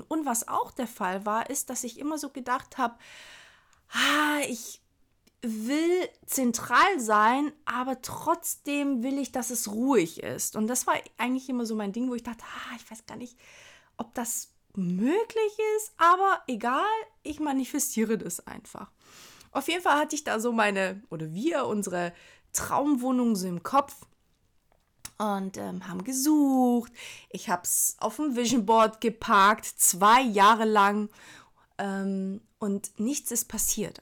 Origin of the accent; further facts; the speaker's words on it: Hamburg, Germany; als Hamburger